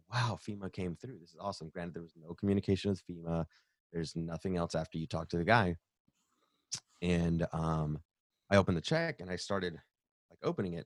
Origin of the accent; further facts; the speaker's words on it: the South, United States; I'm born and raised in the South